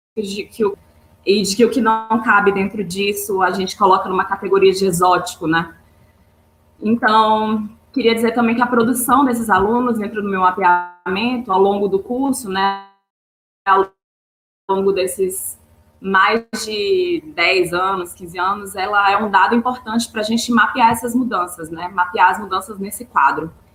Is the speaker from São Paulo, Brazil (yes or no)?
no; Maranhão, Brazil; moved away as an adult; now in Rio de Janeiro, Brazil; Eu sou maranhense, me formei no Maranhão